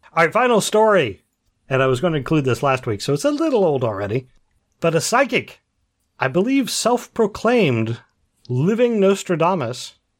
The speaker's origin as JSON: {"language": "English", "region": "Central Ohio", "country": "United States", "said": "I am from Central Ohio"}